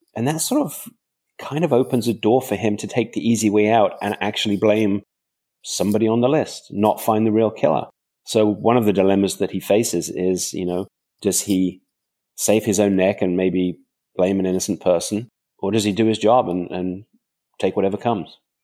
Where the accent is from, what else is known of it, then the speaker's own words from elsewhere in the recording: countryside just outside London, England, United Kingdom; I grew up in England, uh, on a farm in the, in the countryside just outside London